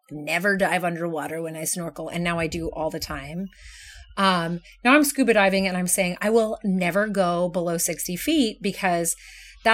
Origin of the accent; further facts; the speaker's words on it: Kansas, United States; moved away; I grew up in Kansas